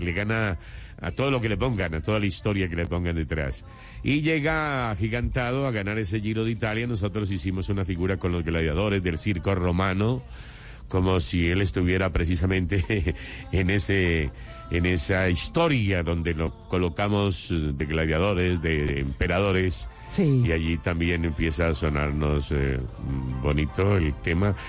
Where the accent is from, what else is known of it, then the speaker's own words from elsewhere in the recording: Antioquia, Colombia; yo soy antioqueño